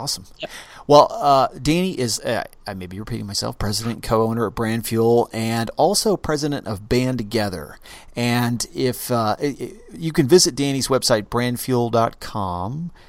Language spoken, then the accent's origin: English; Oklahoma, United States; I'm from Oklahoma.